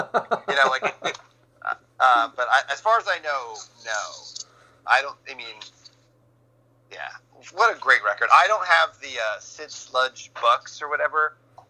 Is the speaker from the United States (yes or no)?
yes; New Jersey, United States; growing up in North Jersey